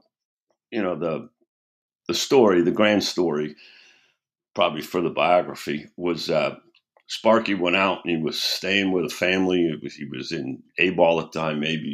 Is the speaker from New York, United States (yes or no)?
yes; New York, United States; when I was growing up in New York